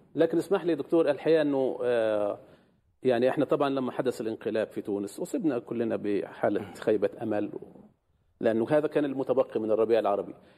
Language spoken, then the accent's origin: Arabic; Egypt; عندنا في مصر